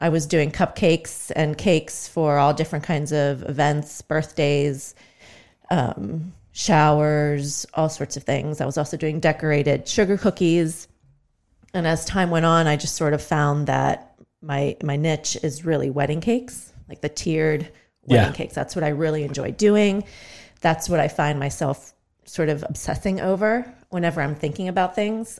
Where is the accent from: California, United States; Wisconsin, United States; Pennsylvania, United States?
Pennsylvania, United States; Greensburg; I grew up here in Greensburg, went to Greensburg Salem